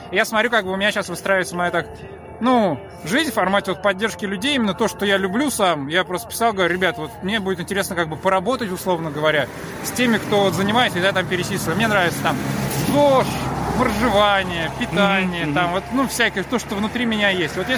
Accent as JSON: {"language": "Russian", "region": "Sakhalin Oblast", "country": "Russia", "tie": "born or raised there", "said": "Я, я сам родом с Сахалина"}